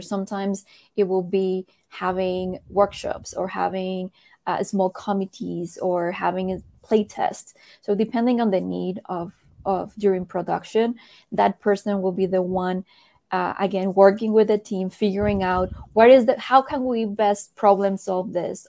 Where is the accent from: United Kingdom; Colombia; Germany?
Colombia; I was born in Colombia.